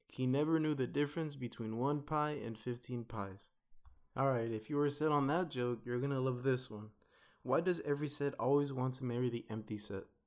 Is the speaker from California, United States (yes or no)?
yes; Los Angeles, California, United States; moved away as an adult; now in Philadelphia, United States; I'm from Watts, Los Angeles. I went to school in Los Angeles and now I'm here studying in Philly